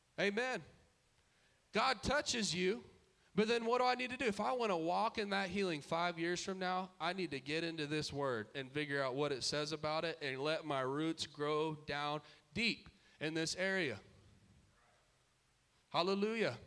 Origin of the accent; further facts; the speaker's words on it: Dallas, Texas, United States; we grew up in Dallas culture